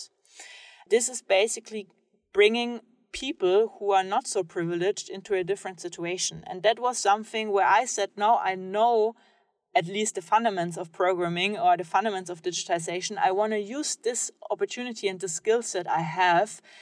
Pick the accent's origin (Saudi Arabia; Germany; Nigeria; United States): Germany; I grew up in Germany